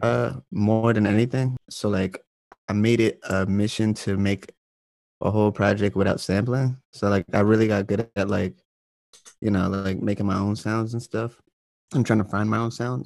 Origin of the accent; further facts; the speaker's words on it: Manassas, Virginia, United States; moved away as an adult; also born or lived in Alexandria, Virginia / Springfield, Virginia / Lorton, Virginia / Richmond, Virginia; now in Brooklyn, New York, United States; I'm from North Virginia. Like, uh, I was I was in Manassas mostly for like ten years, but I've I've lived all around like Alexandria, Springfield, Lorton, just all Northern Virginia area